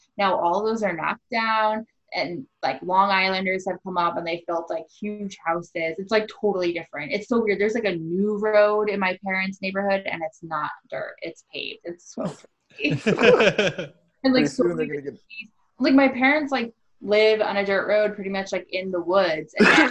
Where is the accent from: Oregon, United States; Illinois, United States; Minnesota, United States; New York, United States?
New York, United States; Ballston Spa; Ballston Spa, New York, to be exact